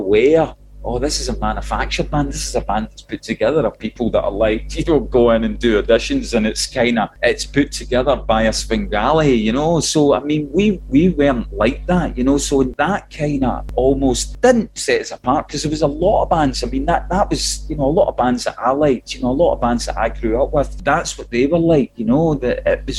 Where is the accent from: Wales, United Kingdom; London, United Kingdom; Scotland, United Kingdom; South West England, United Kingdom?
Scotland, United Kingdom; Clydebank; We come from Clyde Bank, which is on the banks of the Clyde, so there were shipyards all around us.